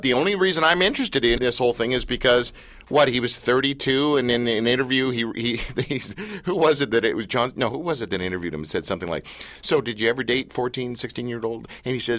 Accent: Canada; as a Canadian

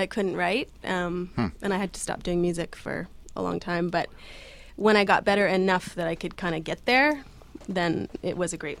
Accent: Richmond Hill, Ontario, Canada; also born or lived in Toronto; I'm half from Richmond Hill and half from Toronto. Because my parents got a divorce.

